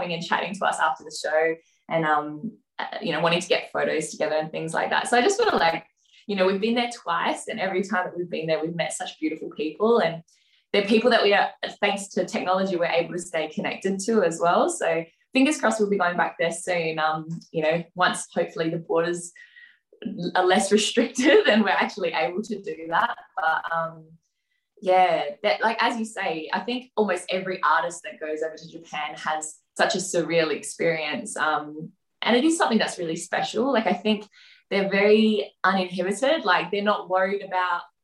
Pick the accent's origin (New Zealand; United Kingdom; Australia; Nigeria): Australia; we're very, very proud obviously to be Australian as well. There's some really nice Australian cultural elements that we've experienced as we've grown up